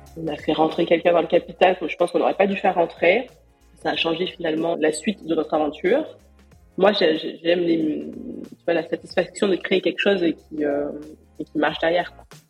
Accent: Perpignan, Occitania, France; moved away; je suis originaire de Perpignan.

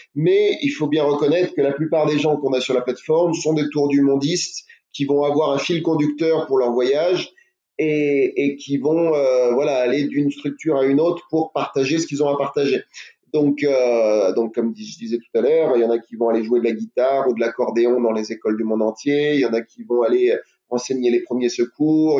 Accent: France; je suis français

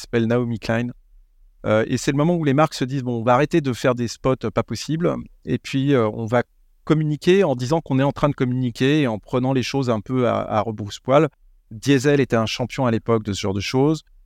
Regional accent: France; On est français

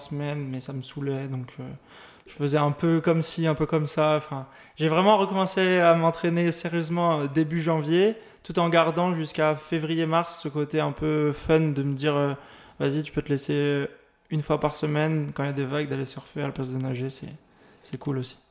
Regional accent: St. Martin; je viens de Saint-Martin, dans les Antilles. C'est une petite île.

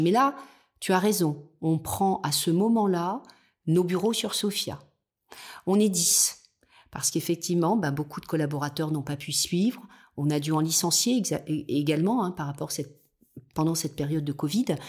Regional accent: the South, south of France, France; now in Nice, France; je suis quelqu'un du Sud à la base et en tous les cas de mes origines

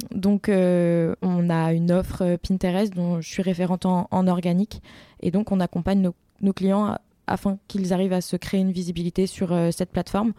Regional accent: Rambouillet, Île-de-France, France; also born or lived in Montpellier

